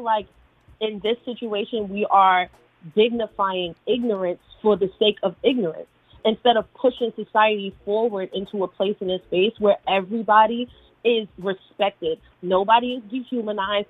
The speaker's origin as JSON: {"language": "English", "town": "New York City", "region": "New York", "country": "United States", "tie": "born or raised there", "said": "being a woman growing up in New York City with older grandparents"}